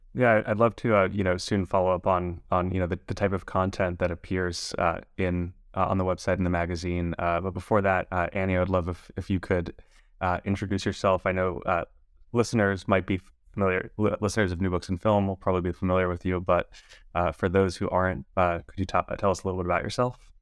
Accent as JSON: {"language": "English", "town": "Los Angeles", "region": "California", "country": "United States", "tie": "born or raised there", "said": "I was born and raised in Los Angeles"}